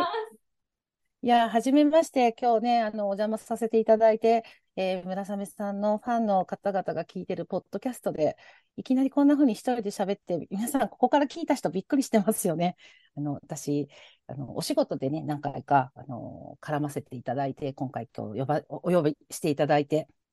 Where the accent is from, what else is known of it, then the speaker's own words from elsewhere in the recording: Osaka, Japan; accent: Osaka dialect; 私、大阪の人なので、の大阪弁が出ますが